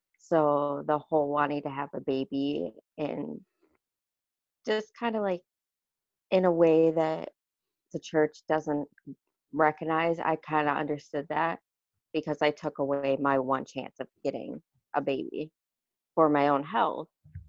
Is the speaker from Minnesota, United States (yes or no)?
yes; Wyoming, Minnesota, United States; I'm from Wyoming, Minnesota